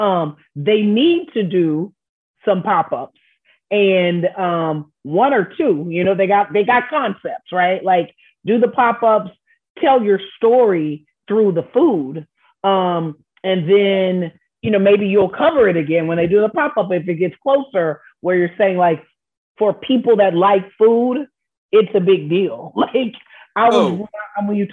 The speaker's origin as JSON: {"language": "English", "town": "Houston", "region": "Texas", "country": "United States", "tie": "born or raised there", "said": "I am from Houston and I grew up with James Coney Island"}